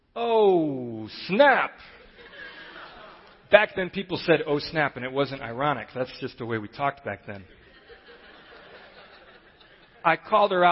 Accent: Chicago, Illinois, United States; I grew up in Chicago, and so I considered myself kind of a street-smart, cool city kid

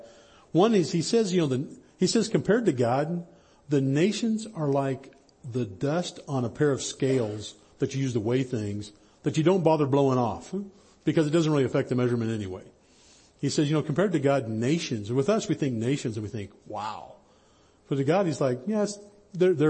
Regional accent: High Sierras, Northern California, United States; I grew up in Northern California in the High Sierras

